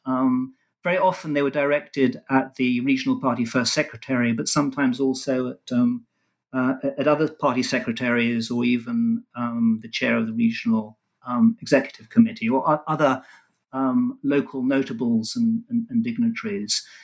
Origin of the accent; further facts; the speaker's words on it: London, United Kingdom; also born or lived in Israel; I was born in London and, apart from a, a short spell in Israel, was raised and educated in England